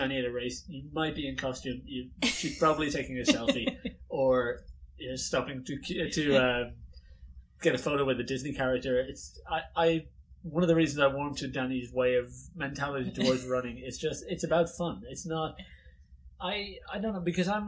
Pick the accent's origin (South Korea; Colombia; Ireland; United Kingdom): Ireland; Dublin, Leinster; Growing up in Dublin